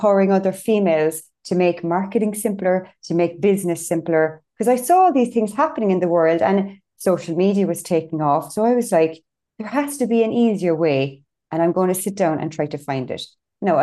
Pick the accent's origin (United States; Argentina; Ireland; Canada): Ireland; Cork, Munster; I'm from Cork.